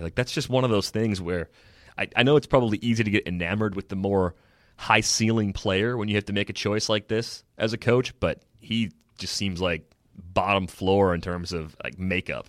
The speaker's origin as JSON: {"language": "English", "region": "Michigan", "country": "United States", "tie": "born or raised there", "moved": "yes", "lives_now": "Wisconsin, United States", "said": "I was a kid growing up in Michigan"}